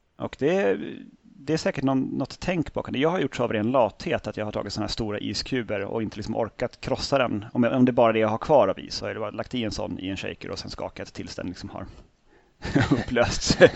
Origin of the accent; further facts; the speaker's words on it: Norrtälje, Stockholm County, Sweden; Jag är ju då från Norrtälje från början